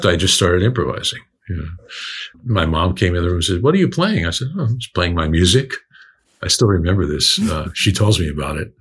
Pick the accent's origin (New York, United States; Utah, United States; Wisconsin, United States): New York, United States; New York City; moved away; also born or lived in Chicago; I was born in Brooklyn in 1951